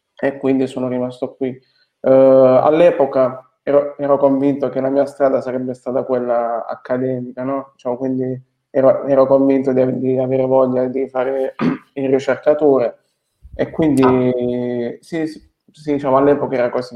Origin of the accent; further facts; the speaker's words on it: Foggia, Apulia, Italy; moved away as an adult; also born or lived in Bologna / Nice; sono nato, sono nato e cresciuto a Foggia